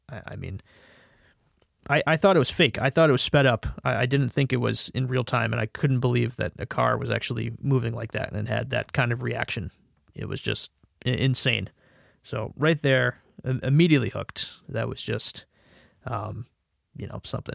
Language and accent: English; Connecticut, United States; I am from the United States again, uh, from a state called Connecticut